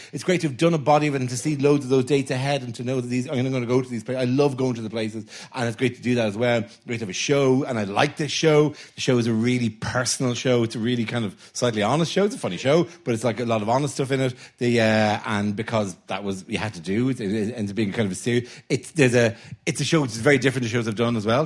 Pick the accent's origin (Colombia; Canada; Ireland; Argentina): Ireland; I'm Irish